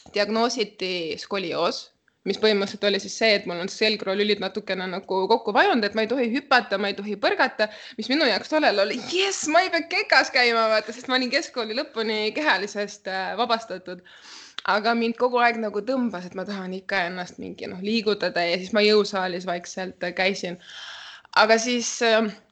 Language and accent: Estonian; Central Estonia, Estonia; also born or lived in Sargvere, near Paide; ma olen pärit Kesk-Eestist ja Kesk-Eestis ma käisin põhikoolis